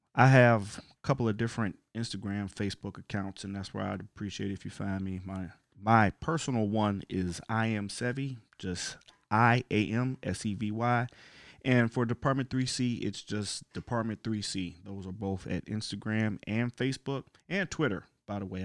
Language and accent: English; Cleveland, Ohio, United States; now in Chicago, United States; I'm originally from Cleveland, Ohio, but right now I live in the great city of Chicago, Illinois